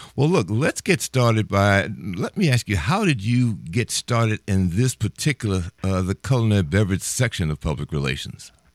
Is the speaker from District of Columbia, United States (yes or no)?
yes; Washington, District of Columbia, United States; I'm from Washington, D.C.